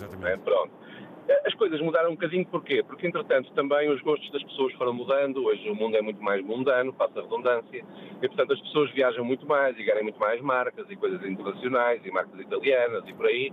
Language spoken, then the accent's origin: Portuguese; Porto, Norte, Portugal; moved away as an adult; now in Lisbon, Portugal; que eu sou do Porto, é verdade. Isto é, eu, eu sou um portuense que mora em Lisboa e gosta de Lisboa